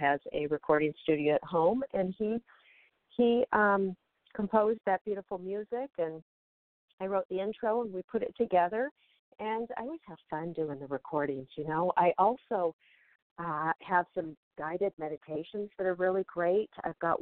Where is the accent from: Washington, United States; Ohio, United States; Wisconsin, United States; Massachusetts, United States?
Washington, United States; Seattle; moved away; also born or lived in Beverly Hills; I've been up here in Washington State near Seattle, my hometown